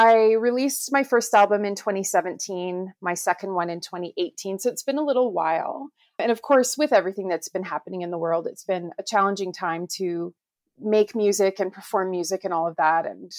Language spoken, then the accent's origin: English; Calgary, Alberta, Canada; So yeah, I'm from Calgary, Alberta, which is in Canada. And Mary B tells me that I'm the first Canadian guest on the podcast, which is super awesome.